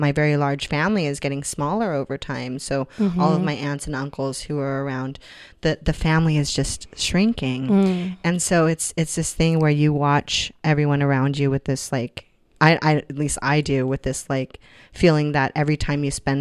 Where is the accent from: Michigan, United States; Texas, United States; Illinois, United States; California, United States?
California, United States; Hollister; I grew up on ranches in Hollister